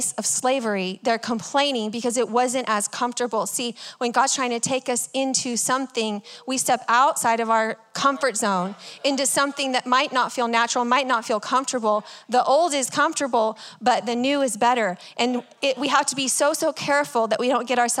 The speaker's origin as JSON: {"language": "English", "region": "Texas", "country": "United States", "said": "I'm from Texas"}